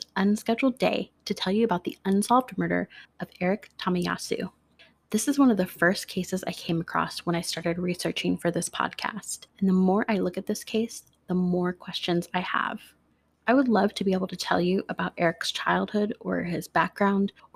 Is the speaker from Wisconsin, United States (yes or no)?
no; Oregon, United States; my home state of Oregon